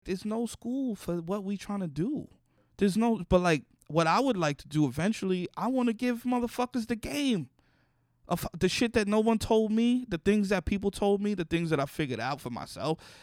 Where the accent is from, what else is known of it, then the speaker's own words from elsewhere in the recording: New York City, New York, United States; Growing up in the Bronx